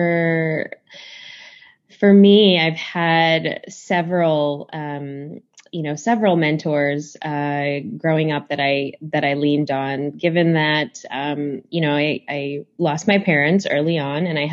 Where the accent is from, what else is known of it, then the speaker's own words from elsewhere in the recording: Chicago, Illinois, United States; I grew up in Chicago